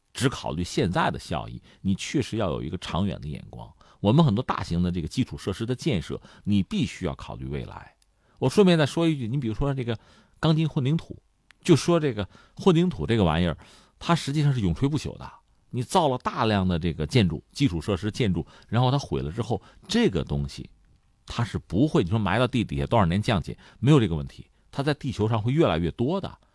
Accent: northern China, China; 我们作为北方人

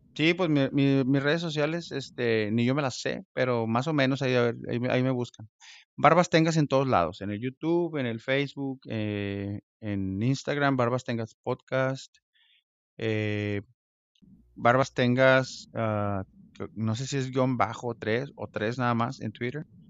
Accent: Mexico; now in United States; nosotros como mexicanos

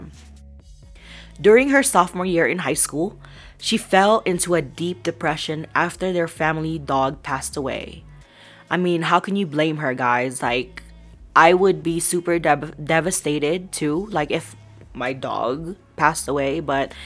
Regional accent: Colorado, United States; I'm from Colorado

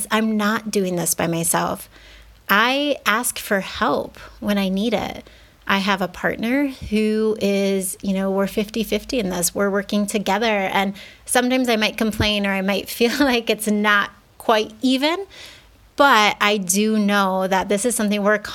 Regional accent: United States; moved away as an adult; now in Mexico; I grew up in the States

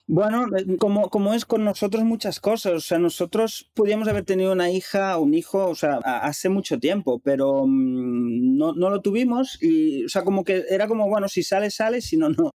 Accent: Capellades, Catalonia, Spain; moved away as an adult; also born or lived in Cuba / Dominican Republic / Barcelona; en Capellades, donde yo nací y crecí

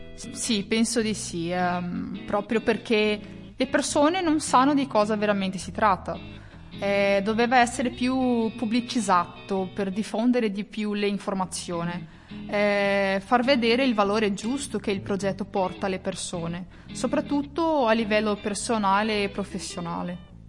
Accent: Toledo, Paraná, Brazil; Italian is a second language; moved away as an adult; now in Italy; vengo da, da Toledo, la regione del Paranà, Brasile

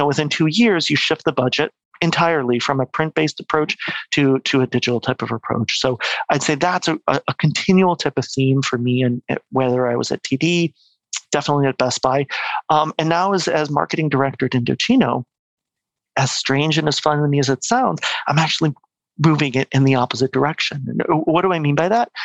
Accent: Mexico; moved away as an adult; also born or lived in United States / Quebec; now in Vancouver, Canada; But I'm actually born and raised in Mexico. Okay. My family kind of moved there after their studies. I was born there, pretty much grew up there till I was 18

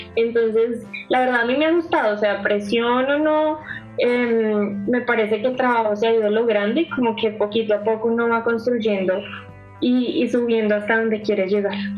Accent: Bogotá, Colombia; yo nací acá en Bogotá

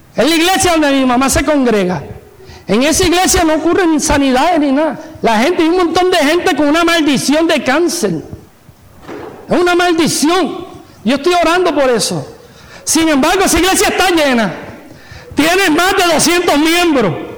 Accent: Puerto Rico; me crié en Puerto Rico

